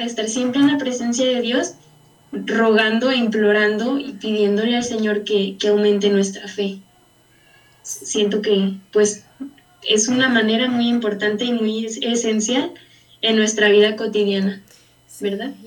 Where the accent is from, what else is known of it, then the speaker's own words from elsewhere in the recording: Valle de Guadalupe, Jalisco, Mexico; soy de Valle de Guadalupe, de la diócesis de, San Juan